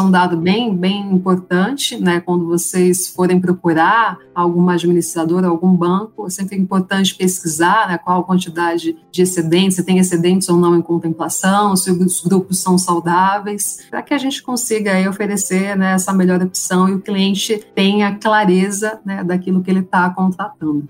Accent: Arujá, São Paulo, Brazil; eu sou aqui de São Paulo, né? Minha família é de Arujá, uma uhum. cidade aqui da Grande São Paulo

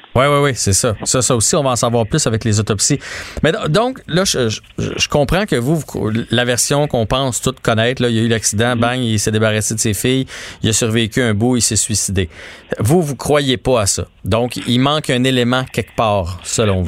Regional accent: Quebec, Canada; en tant que Québécois

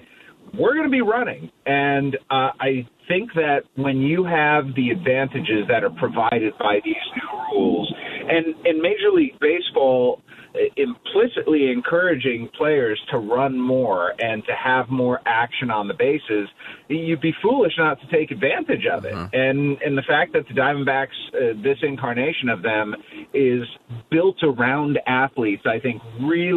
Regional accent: Cleveland, Ohio, United States; now in Kansas City, United States; I grew up in Cleveland

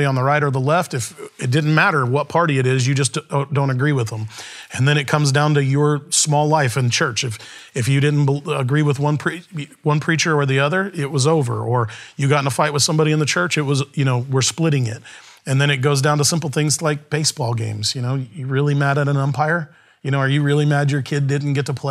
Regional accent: United States

